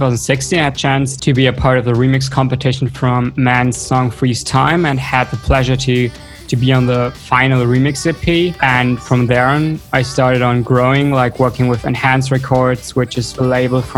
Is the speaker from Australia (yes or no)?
no; Cologne, North Rhine-Westphalia, Germany; moved away as an adult; also born or lived in western Germany near the Netherlands and Belgium; I'm from Cologne.